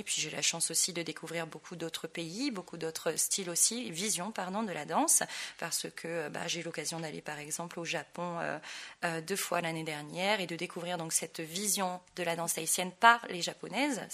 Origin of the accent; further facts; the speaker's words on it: French Polynesia; moved away as an adult; now in Paris, France; Je suis née à Tahiti, j'ai commencé la danse tahitienne quand j'avais 3 ans.